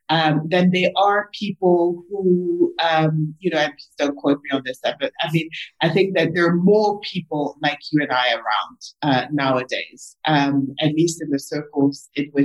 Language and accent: English; South Africa; also born or lived in Congo; I was born in the Congo. My dad is from DRC. My mom is from Rwanda. You know, I mean, I lived in 5-6 different countries, you know, before the age of 13, moved to South Africa, established this as home